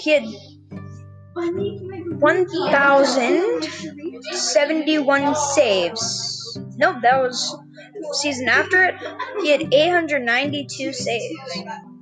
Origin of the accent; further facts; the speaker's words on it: Red Deer, Alberta, Canada; I was born in Red Deer, Alberta